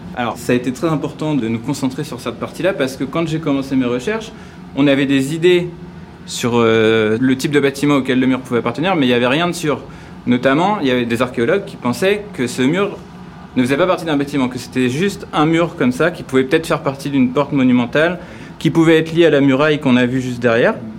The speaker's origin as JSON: {"language": "French", "town": "Paris", "region": "Île-de-France", "country": "France", "said": "je suis parisien, je suis passionné d'archéologie parisienne"}